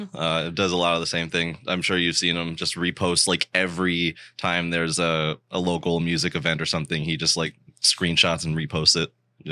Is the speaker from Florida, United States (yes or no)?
yes; Florida, United States; I grew up in Florida my entire life and I've never been to the Keys somehow.